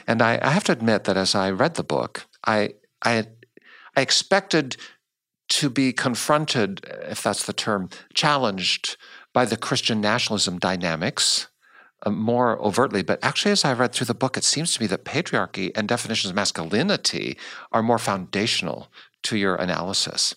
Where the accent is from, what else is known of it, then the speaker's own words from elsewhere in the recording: United States; I was raised in the States